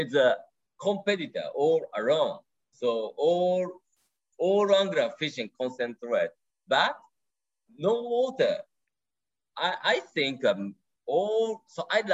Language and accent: English; Japan; first language Japanese; English is a second language; my first language, Japanese. Second language is English